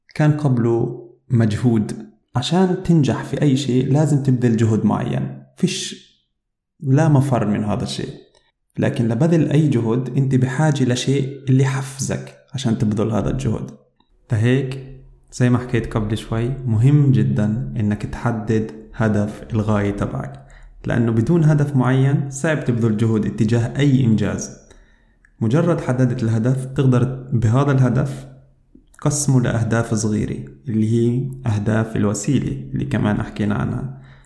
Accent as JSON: {"language": "Arabic", "country": "Palestine", "moved": "as an adult", "lives_now": "Germany", "said": "أنا عربي فلسطيني وعايش في ألمانيا صار لي عقد من الزمن في ألمانيا"}